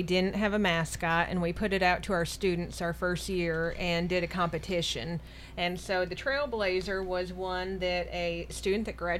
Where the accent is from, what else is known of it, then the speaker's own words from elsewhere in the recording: Traverse City, Michigan, United States; now in Murfreesboro, United States; I'm originally from Michigan, moved down here, and have been here for about 30 years.